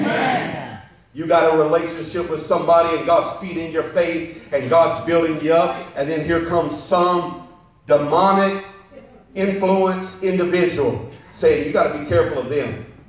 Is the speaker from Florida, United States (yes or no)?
no; Perry, Georgia, United States; moved away; I was born in Perry, Georgia, which is like Maysville, Jacksonville